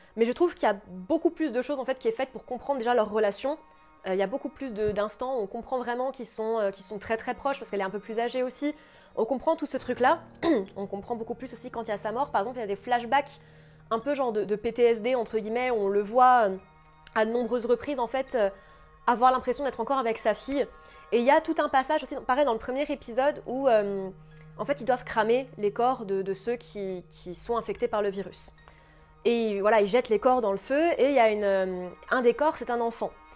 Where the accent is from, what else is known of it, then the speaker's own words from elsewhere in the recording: France; chez nous en France